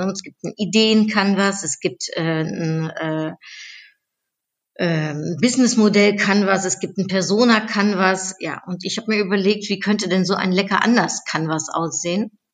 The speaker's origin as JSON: {"language": "German", "country": "Germany", "tie": "born or raised there", "also_born_or_lived": "Netherlands", "said": "Ich ähm, bin in den Niederlanden äh, geboren, ich bin in Deutschland aufgewachsen."}